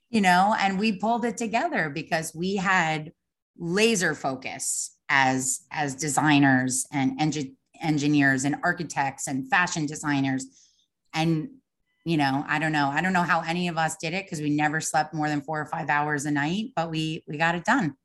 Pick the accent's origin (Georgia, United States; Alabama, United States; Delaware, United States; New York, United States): New York, United States; Long Island; moved away as an adult; also born or lived in Savannah; I grew up on Long Island